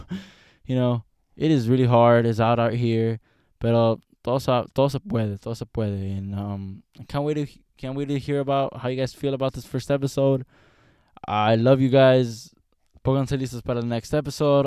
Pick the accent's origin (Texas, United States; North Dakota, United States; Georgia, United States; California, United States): California, United States; Los Angeles; I'm from Los Angeles